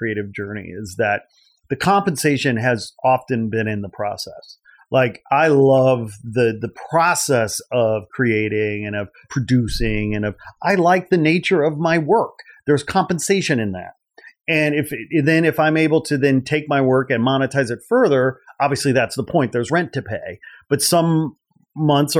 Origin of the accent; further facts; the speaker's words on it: outside Chicago near Gary, Indiana, United States; I grew up in the Midwest outside Chicago near Gary, Indiana